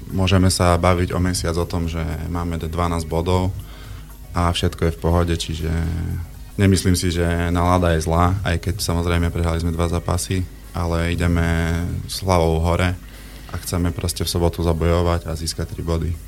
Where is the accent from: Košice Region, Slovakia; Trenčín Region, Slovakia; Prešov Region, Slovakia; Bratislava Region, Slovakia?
Prešov Region, Slovakia; Poprad; moved away as an adult; also born or lived in Poland; som odchovanec popradského futbalu, kde som začínal od malička vlastne od 6 rokov asi